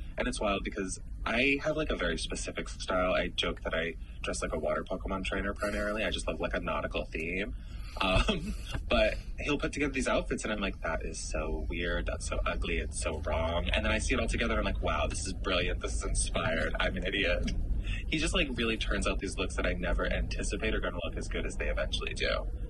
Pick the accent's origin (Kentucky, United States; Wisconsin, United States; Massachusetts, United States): Massachusetts, United States; born there; also born or lived in Pennsylvania; I grew up all over the East Coast. We were super poor, my mom and I. So I was born in Massachusetts, and then I lived in like 10 different states growing up. But then I went to high school in Pennsylvania and college in Pittsburgh.